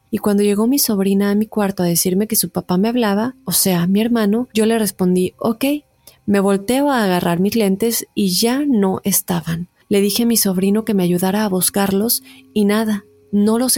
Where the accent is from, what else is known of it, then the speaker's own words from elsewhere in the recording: Mexico; Yo viví toda mi niñez en México con mi mamá y dos hermanas, yo soy la única mujer y la más chica de mi familia.